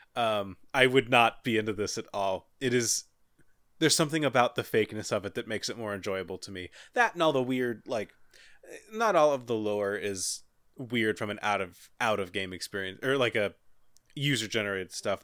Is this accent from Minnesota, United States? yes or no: no; Cincinnati, Ohio, United States; I'm from Cincinnati